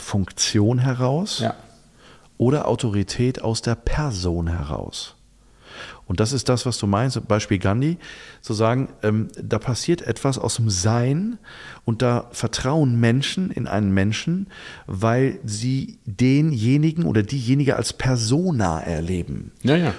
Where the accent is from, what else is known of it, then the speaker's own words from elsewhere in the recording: Germany; wir Deutschen